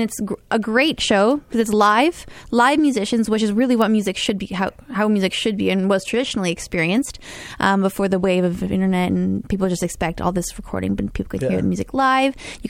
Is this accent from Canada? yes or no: yes; Canada; Well, I mean, as a Canadian, I guess one could argue.